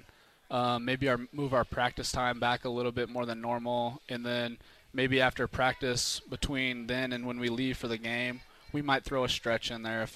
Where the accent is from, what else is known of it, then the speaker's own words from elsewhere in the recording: Illinois, United States; moved away as an adult; also born or lived in Los Angeles; now in Utah, United States; Growing up in Illinois